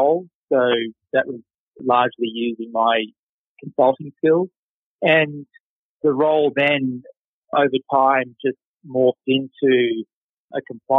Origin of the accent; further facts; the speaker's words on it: Queensland, Australia; moved away; So I grew up in Australia. I grew up in Queensland in the north.